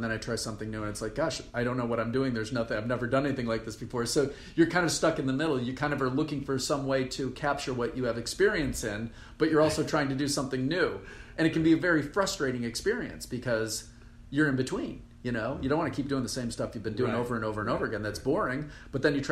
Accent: Rochester, New York, United States; moved away; also born or lived in Irvine, California; I grew up in Rochester, New York

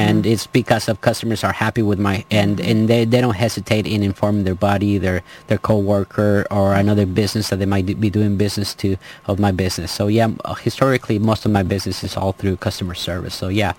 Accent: Los Angeles, California, United States; I grew up in Canoga Park.

